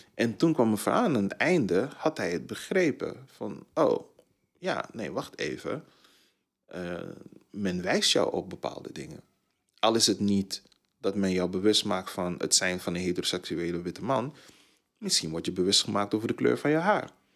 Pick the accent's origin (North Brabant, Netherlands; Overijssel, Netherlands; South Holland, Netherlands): North Brabant, Netherlands; Tilburg; also born or lived in Suriname; Ik kom uit Tilburg. Ik heb daar 20 jaar, 23 jaar gewoond